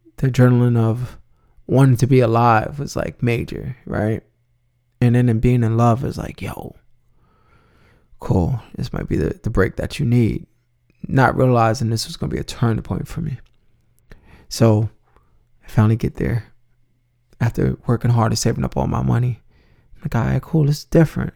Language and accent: English; New York City, New York, United States; I'm originally from the Bronx